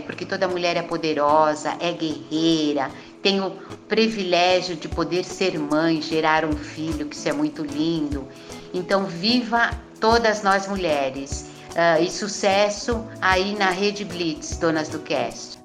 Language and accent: Portuguese; São Paulo, Brazil; sou de São Paulo, tenho 62 anos